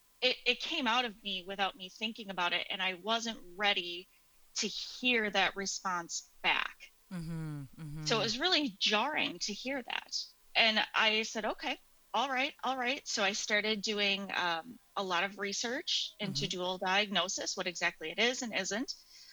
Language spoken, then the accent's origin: English; a suburb of Milwaukee, Wisconsin, United States; I am from the States, a suburb of Milwaukee, Wisconsin.